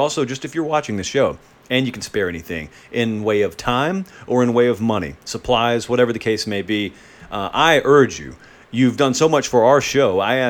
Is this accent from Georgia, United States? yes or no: yes; Columbus, Georgia, United States; growing up in Columbus, Georgia